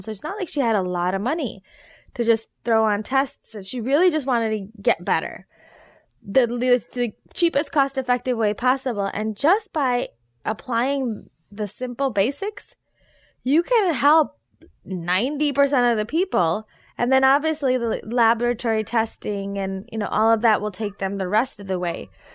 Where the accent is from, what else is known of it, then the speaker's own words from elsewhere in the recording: Naperville, Illinois, United States; also born or lived in South Bend, Indiana; I was born and raised in Naperville, Illinois